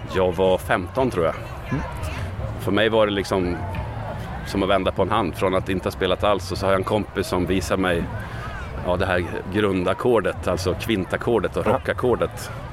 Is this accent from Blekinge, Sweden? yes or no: no; Västerås, Västmanland, Sweden; där jag växte upp i Västerås